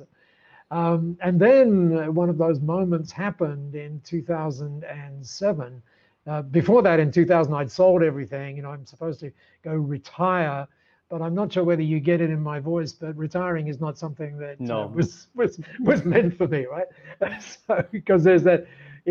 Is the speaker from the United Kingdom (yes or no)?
yes; Dover, South East England, United Kingdom; moved away as an adult; now in Australia; I was born down there in Dover, very close to Dover.